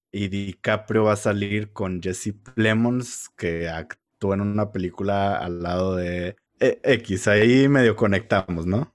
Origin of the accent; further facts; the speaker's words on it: Mexico; somos mexicanos